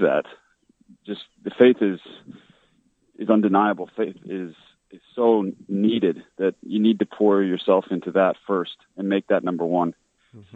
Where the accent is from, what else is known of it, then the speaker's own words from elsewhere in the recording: Regina, Saskatchewan, Canada; I was born in Regina, Saskatchewan, very uh, Catholic area of Saskatchewan